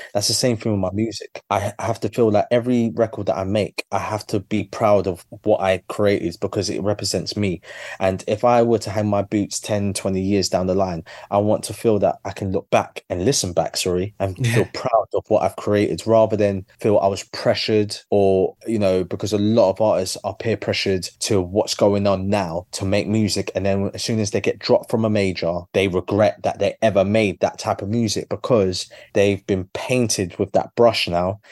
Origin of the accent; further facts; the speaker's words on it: London, United Kingdom; my journey as a Londoner